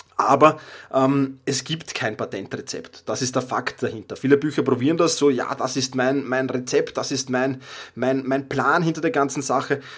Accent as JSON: {"language": "German", "region": "Vienna", "country": "Austria", "accent": "Viennese dialect", "said": "Ich komme aus Wien, ich habe den Wiener Dialekt äh, manchmal drauf"}